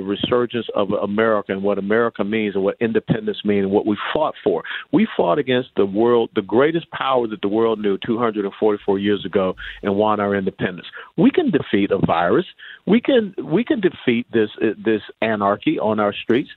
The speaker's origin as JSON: {"language": "English", "town": "Atlanta", "region": "Georgia", "country": "United States", "tie": "born or raised there", "said": "I was born and raised in Atlanta"}